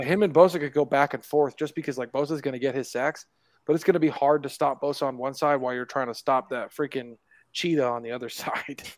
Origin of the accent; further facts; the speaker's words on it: California, United States; now in Utah, United States; I'm I'm from California. Okay, I live in Utah.